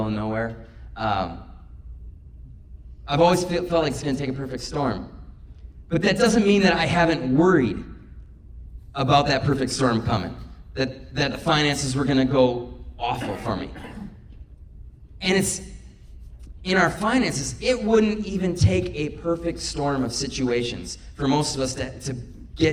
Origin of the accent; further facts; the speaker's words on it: Minocqua, Wisconsin, United States; now in Janesville, United States; I grew up in Minocqua, 3.5 hours north of here